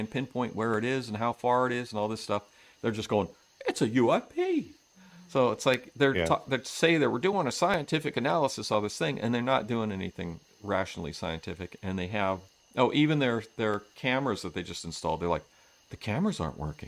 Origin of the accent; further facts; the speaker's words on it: Reno, Nevada, United States; moved away; where we grew up out in California, up in Reno